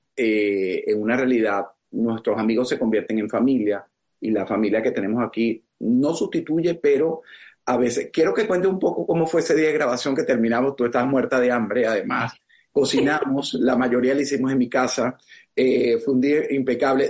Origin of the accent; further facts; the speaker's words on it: Venezuela; now in South Florida, United States; para nosotros como venezolanos